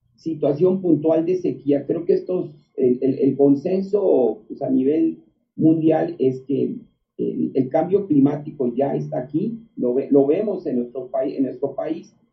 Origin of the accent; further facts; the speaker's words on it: Mexico; somos más mexicanos que hace 15, 20 años